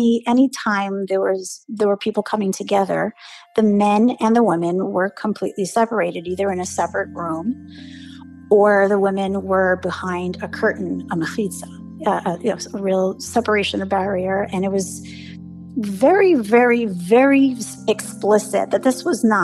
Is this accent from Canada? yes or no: no; New York City, New York, United States; first language English; grew up in the 80s and 90s in Brooklyn